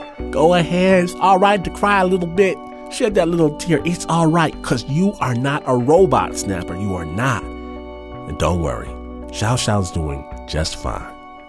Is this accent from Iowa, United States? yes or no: no; Detroit, Michigan, United States; my hometown of Detroit, Michigan